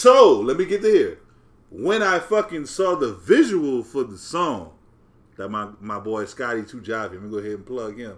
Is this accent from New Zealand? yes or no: no; New Orleans, Louisiana, United States; I'm a nigga from New Orleans.